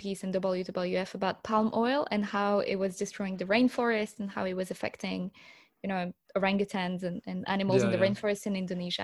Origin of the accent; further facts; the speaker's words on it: Paris, Île-de-France, France; I was born and I grew up in Paris